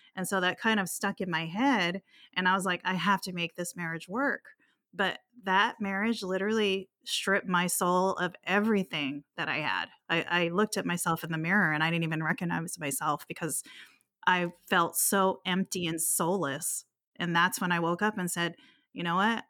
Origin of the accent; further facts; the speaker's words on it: Hawaii, United States; also born or lived in Guam; I grew up in Hawaii. I was born in Guam, but raised in Hawaii, so I've always been an island girl